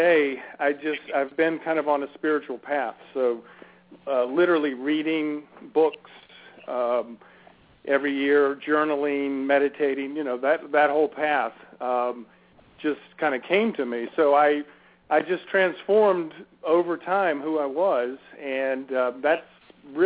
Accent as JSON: {"language": "English", "town": "Richmond", "region": "Virginia", "country": "United States", "tie": "born or raised there", "lives_now": "Northern Virginia, United States", "said": "I grew up in Richmond, so I'm not exactly from the D.C. area, but close enough. I've been living in Northern Virginia for close to 20 years"}